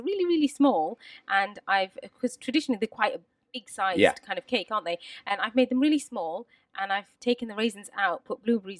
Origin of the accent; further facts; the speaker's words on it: United Kingdom; I think I'm really lucky because I'm a part of lots of different worlds and I'm British. And I think I've spent my whole life trying to work out what is being British to me.